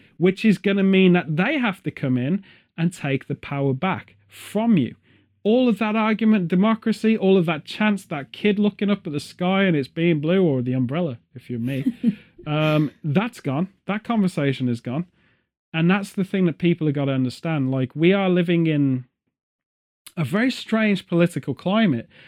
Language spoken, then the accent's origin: English; United Kingdom; as a British person